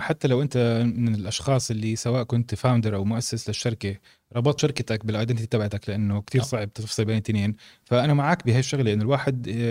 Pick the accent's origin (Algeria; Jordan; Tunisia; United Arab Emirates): Jordan; احنا اردنيه